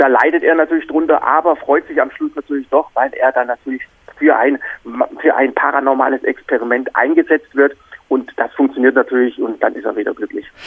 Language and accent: German; Black Forest, Baden-Württemberg, Germany; ich bin in Deutschland aufgewachsen. Also bin im, im Schwarzwald geboren